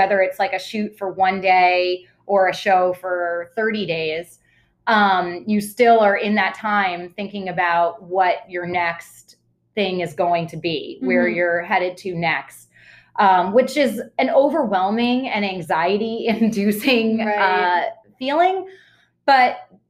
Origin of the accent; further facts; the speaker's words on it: Boston, Massachusetts, United States; I grew up in Boston and was in Boston